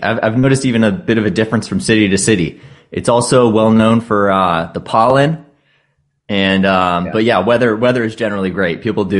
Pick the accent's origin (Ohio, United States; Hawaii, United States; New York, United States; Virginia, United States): Virginia, United States; So I came from Northern Virginia, so I've seen a lot of that too, where it's like, man, I can't even tell what this place was before